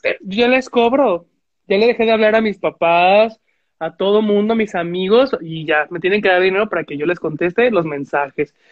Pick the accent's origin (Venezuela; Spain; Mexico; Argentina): Mexico